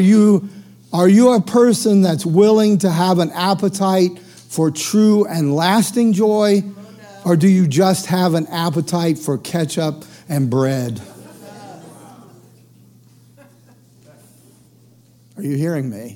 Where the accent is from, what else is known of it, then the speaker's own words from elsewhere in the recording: the South, United States; I grew up in the South.